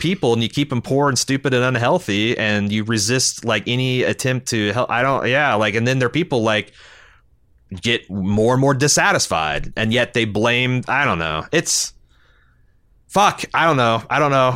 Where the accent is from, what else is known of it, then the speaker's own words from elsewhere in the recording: United States; we Americans are fucking proud